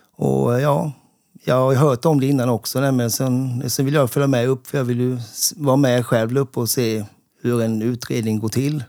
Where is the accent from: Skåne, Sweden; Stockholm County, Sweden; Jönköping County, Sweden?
Jönköping County, Sweden; Sävsjö; Sävsjö, där jag kommer ifrån